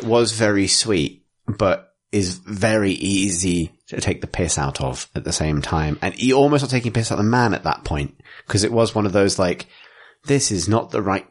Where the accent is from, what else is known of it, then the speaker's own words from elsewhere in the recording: Canterbury, New Zealand; I'm from Canterbury.